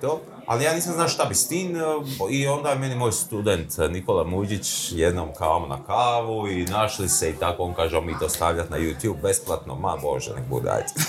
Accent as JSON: {"language": "Croatian", "town": "Split", "region": "Split-Dalmatia County", "country": "Croatia", "tie": "born or raised there", "moved": "as an adult", "lives_now": "Zagreb, Croatia", "said": "ja sam rođen u Splitu, ja sam dalmatinac, ali ovdje sam više od koliko, 25 godina."}